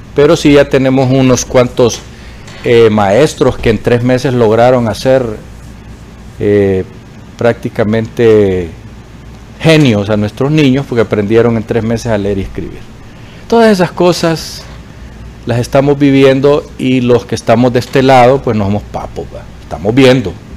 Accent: Honduras; los hondureños

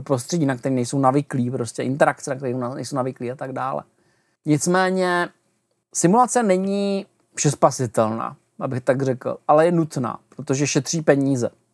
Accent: Czechia

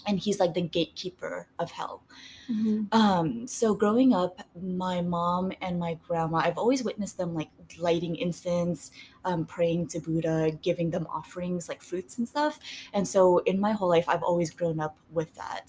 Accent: Vietnam; moved away; So I was born in Vietnam

